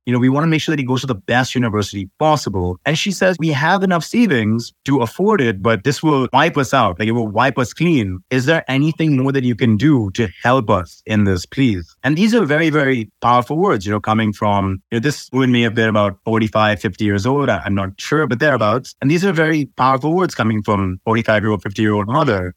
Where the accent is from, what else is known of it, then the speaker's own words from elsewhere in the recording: Sharjah, United Arab Emirates; also born or lived in Dubai, UAE / Iowa, United States; I was born in Dubai, but I actually grew up in a satellite city of Dubai. It's called Sharjah